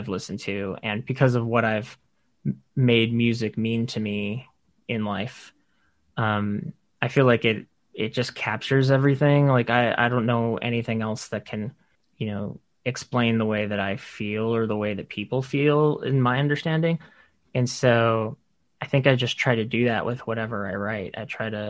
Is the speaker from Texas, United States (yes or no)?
yes; Texas, United States; moved away as an adult; now in New York, United States; I'm from Texas, and I've been in New York for 8.5 years now.